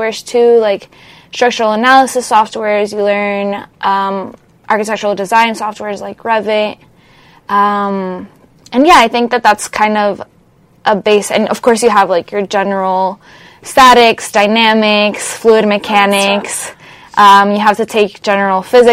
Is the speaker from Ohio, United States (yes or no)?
no; Miami, Florida, United States; moved away as an adult; also born or lived in Colombia; now in Los Angeles, United States; I'm originally from Colombia, but I grew up in Miami, Florida